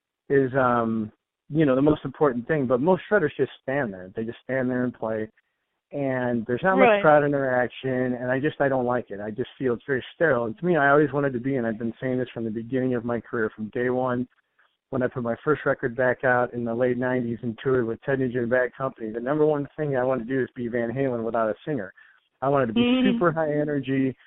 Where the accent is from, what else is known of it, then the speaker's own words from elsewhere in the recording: Chicago, Illinois, United States; I'm from Chicago